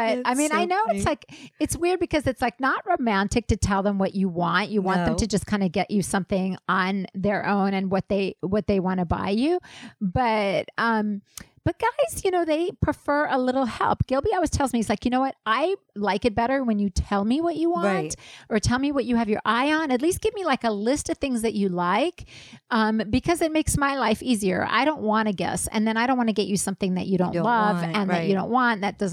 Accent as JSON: {"language": "English", "country": "South Africa", "tie": "born or raised there", "also_born_or_lived": "Israel", "moved": "yes", "said": "my hometown in South Africa"}